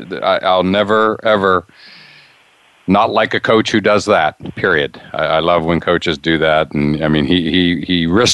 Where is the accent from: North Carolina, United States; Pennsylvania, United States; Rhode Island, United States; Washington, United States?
Pennsylvania, United States; Western; growing up in Western Pennsylvania